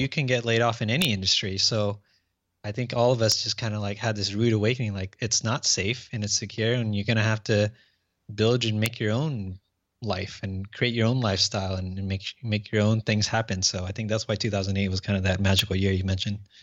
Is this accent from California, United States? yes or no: yes; Orange County, Southern California, United States; from Orange County, Southern California, uh, born and raised here